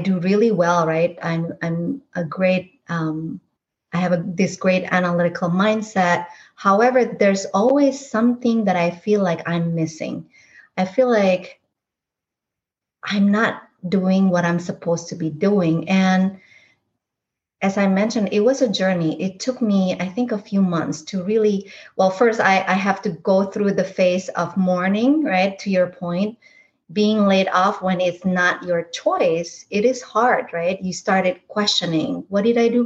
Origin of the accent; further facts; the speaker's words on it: Indonesia; now in United States; Growing up in Indonesia as a minority ethnic group there